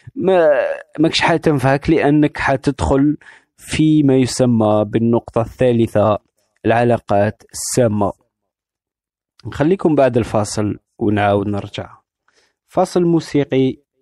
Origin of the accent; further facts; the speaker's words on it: Algeria; moved away; عندنا في الجزائر